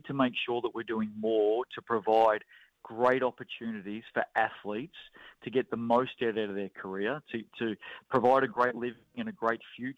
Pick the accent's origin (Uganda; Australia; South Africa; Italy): Australia; now in New Zealand; You know, I grew up with it in Australia and have been a big fan of the WNBL there